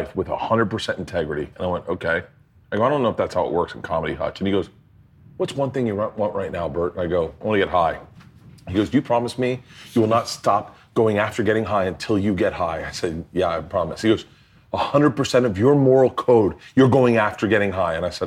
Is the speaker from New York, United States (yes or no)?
no; Florida, United States; I grew up in Florida